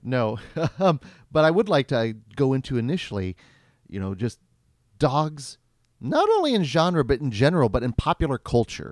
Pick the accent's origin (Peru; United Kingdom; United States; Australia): United States; Stanley, Kansas; I grew up in Stanley, Kansas, and Stanley, Kansas d-, no longer exists. It became enveloped